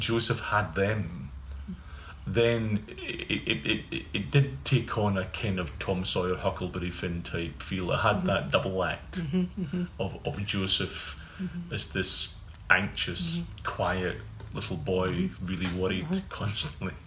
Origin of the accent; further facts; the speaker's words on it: Bridge of Weir, Scotland, United Kingdom; I was growing up in Bridge of Weir